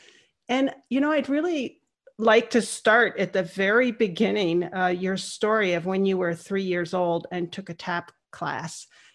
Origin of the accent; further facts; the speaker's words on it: Saudi Arabia; moved away; I grew up in Saudi Arabia, and we used to go to Beirut a lot.